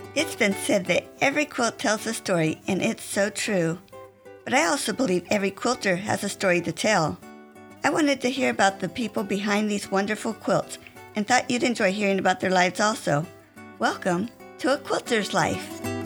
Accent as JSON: {"language": "English", "region": "California", "country": "United States", "tie": "born or raised there", "said": "I grew up in California"}